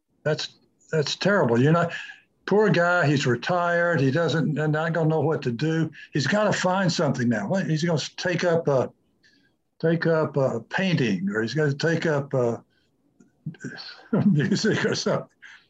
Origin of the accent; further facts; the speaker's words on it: United States; as American physicians